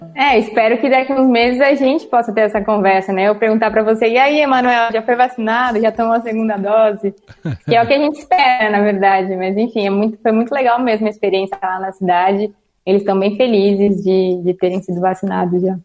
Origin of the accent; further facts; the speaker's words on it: São Paulo, Brazil; sou de São Paulo, tenho 23 anos